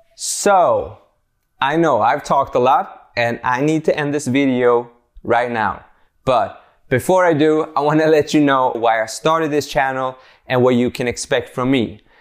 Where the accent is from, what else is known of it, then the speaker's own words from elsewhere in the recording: Sweden; English is a second language; I'm born and raised in Sweden